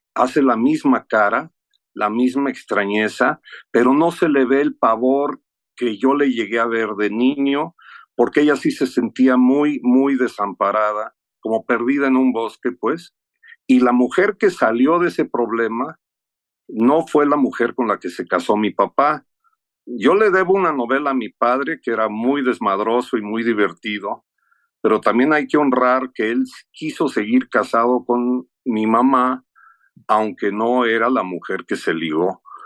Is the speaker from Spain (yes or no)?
no; United States; moved away; also born or lived in Mexico City, Mexico; cómo crecí yo siendo gringo, aprendiendo español en la medida en que ella aprendía